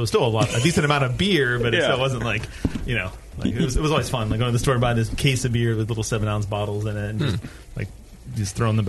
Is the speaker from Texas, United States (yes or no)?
no; Pittsburgh, Pennsylvania, United States; moved away; I grew up in Pittsburgh